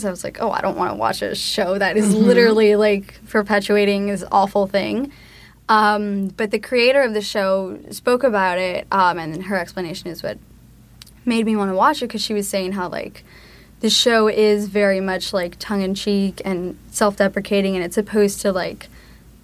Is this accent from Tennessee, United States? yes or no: no; Miami, Florida, United States; I was born in Miami and growing up, I lived with my mom, my aunt, and my grandma.